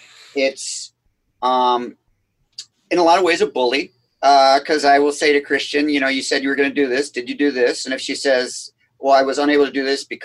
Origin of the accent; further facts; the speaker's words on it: Scotland, United Kingdom; So again, being Scottish, $100 no is really painful to me.